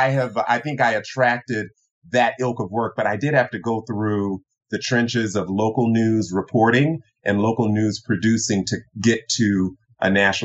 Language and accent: English; the Bible Belt, United States; also born or lived in Tokyo, Japan; growing up in the Bible Belt, I am the son, I'm the youngest of three, I'm born in Tokyo, Japan, son of an Air Force Chief Master Sergeant